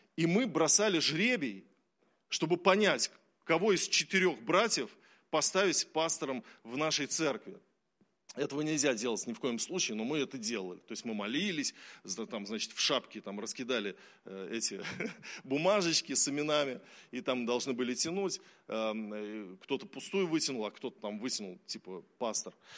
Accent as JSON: {"language": "Russian", "country": "Russia", "tie": "born or raised there", "said": "мы верим в Иисуса Христа, потому что мы все родились в России"}